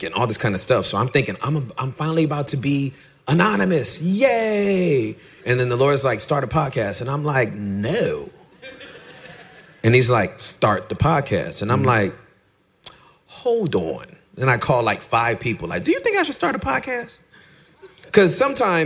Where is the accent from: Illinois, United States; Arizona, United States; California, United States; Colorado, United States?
California, United States; Inglewood; moved away as an adult; now in Irving, United States; I'm from L.A. I'm from Inglewood.